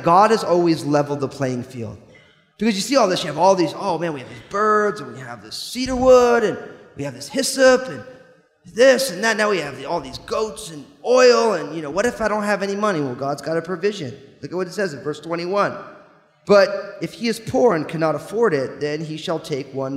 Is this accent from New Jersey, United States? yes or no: yes; New Jersey, United States; I grew up in New Jersey